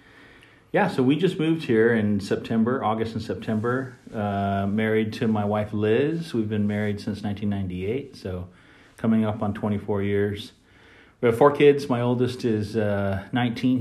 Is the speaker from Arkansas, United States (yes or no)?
no; Anaheim, California, United States; moved away as an adult; also born or lived in Spain / Philadelphia / Washington D.C. / Qatar; now in Dallas, United States; I grew up in Anaheim from 5 years old till I left on my mission.